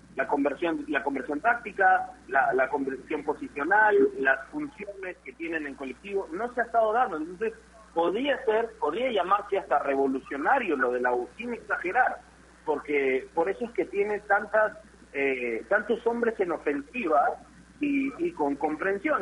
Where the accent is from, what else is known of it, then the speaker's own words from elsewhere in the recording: Peru; como peruanos